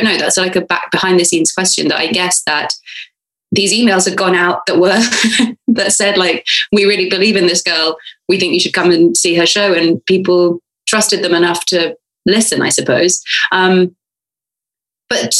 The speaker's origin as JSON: {"language": "English", "country": "United Kingdom", "said": "I'm a British girl"}